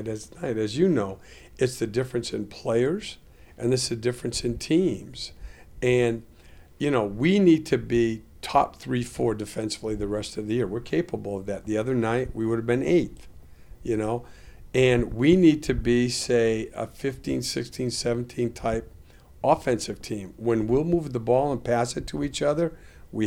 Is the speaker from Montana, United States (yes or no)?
no; Vermont, United States; I grew up in Vermont